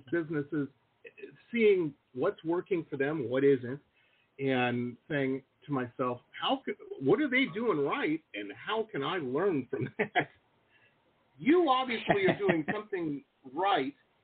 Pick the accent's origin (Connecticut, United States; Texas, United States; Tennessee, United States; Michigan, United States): Michigan, United States; Detroit; moved away as an adult; I grew up in Metro Detroit